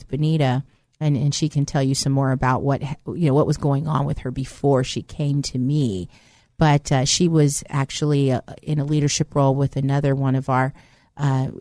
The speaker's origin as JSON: {"language": "English", "area": "Bay Area", "region": "California", "country": "United States", "tie": "born or raised there", "also_born_or_lived": "East Coast", "said": "I actually originally was born in the East Coast, but grew up in the Bay Area"}